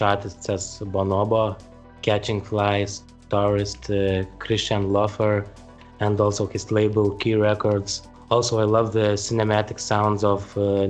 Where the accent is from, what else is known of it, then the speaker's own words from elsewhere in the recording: Vilnius, Vilnius County, Lithuania; I'm from Vilnius, Lithuania